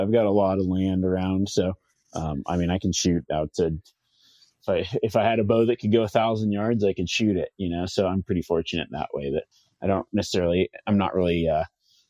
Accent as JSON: {"language": "English", "town": "Reno", "region": "Nevada", "country": "United States", "tie": "born or raised there", "said": "you guys are pretty much coming to my hometown"}